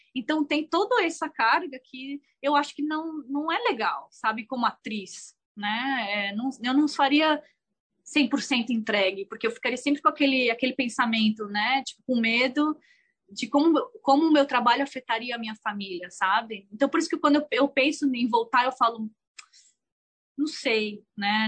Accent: Brazil; first language Portuguese; moved away as an adult; also born or lived in Thailand; now in United States; a gente foi criada no Brasil com a cultura brasileira, sabe? O português ainda é meu primeiro idioma

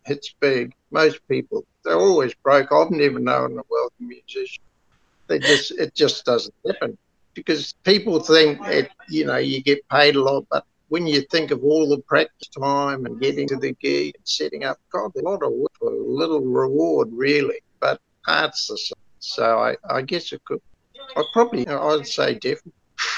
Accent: London, United Kingdom; now in Kawakawa Bay, New Zealand; I was born in London

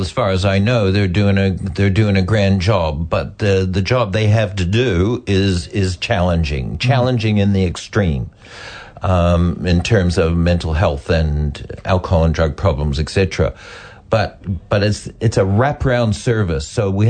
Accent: Canada; now in New Zealand; I'm Canadian.

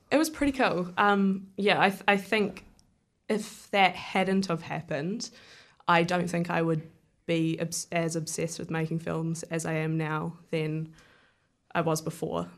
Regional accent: Wellington, New Zealand; I grew up in Murrumurrah, so I was sorta surrounded by the creation of films. Like, Peter Jackson lived over the hill

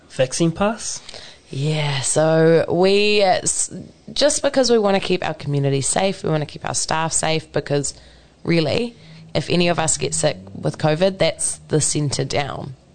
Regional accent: Maeroa, Waikato, New Zealand; I grew up in Maeroa, so very, very close to Norton

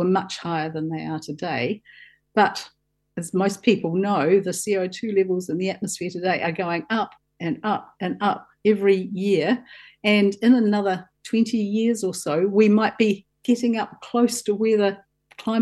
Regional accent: Southland, New Zealand; I grew up in Southland on a farm, and I used to spend my holidays at Riverton

